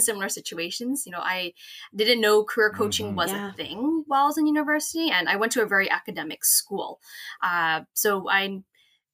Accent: Toronto, Ontario, Canada; I am from Toronto, Ontario, Canada, born and raised

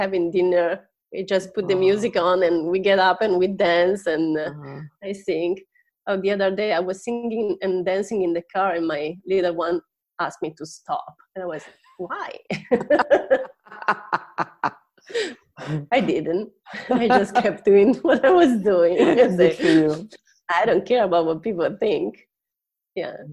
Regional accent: Italy; accent: Italian English; English is a second language; moved away as an adult; also born or lived in Seattle area, United States; I'm Italian. I was born and raised in Italy.

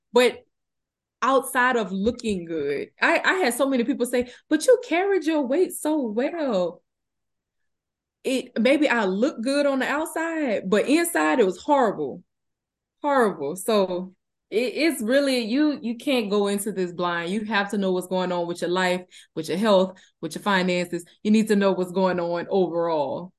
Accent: Donaldsonville, Louisiana, United States; now in Houston, United States; I'm from Donaldsonville, Louisiana, currently residing in Houston, Texas.

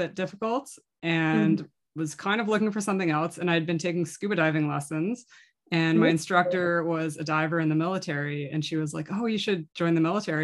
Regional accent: Nova Scotia, Canada; moved away; I grew up in the East Coast of Canada in Nova Scotia

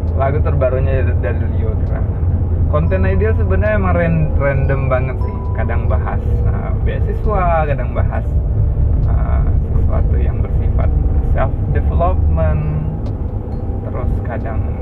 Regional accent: Sumatra, Indonesia; kalau bahasa kami orang Sumatera

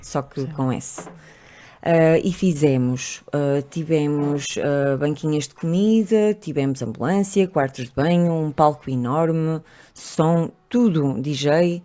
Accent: Trás-os-Montes, Portugal; also born or lived in Porto; now in Lisbon, Portugal; cresci em Trás-os-Montes, onde as pessoas são muito formatadas

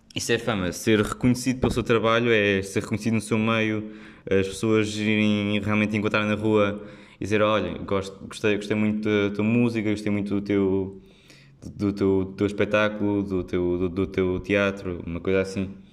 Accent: Figueira da Foz, Coimbra District, Portugal; moved away as an adult; now in Lisbon, Portugal; quando saí da Figueira também, também, também foi se calhar mais, porque tinha estado sempre lá na Figueira e ir para uma grande cidade

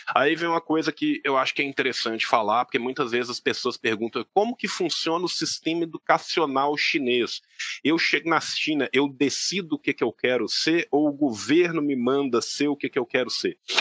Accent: Belo Horizonte, Minas Gerais, Brazil; moved away; also born or lived in Beijing; eu sou de Belo Horizonte

